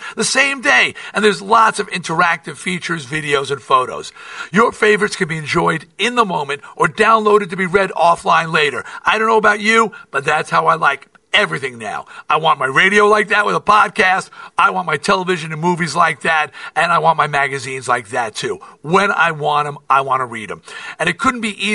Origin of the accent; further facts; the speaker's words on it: New York, United States; I'm from New York, and I support New York teams